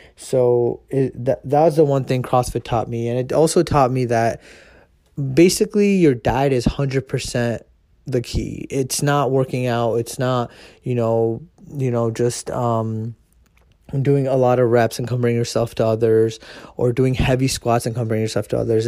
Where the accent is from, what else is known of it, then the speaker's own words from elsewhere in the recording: United States; I am Indian, and uh, you know I was born here in America